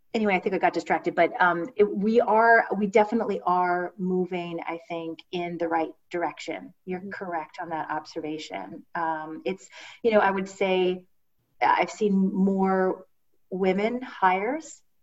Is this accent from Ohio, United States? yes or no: yes; Ohio, United States; I'm from Ohio. We say I'm sorry